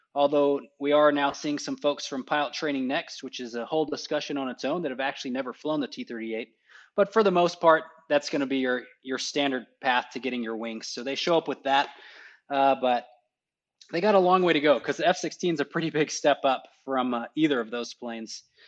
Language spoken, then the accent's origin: English; Texas, United States; moved away as an adult; now in Alamogordo, United States; I grew up in Texas, went to college in Texas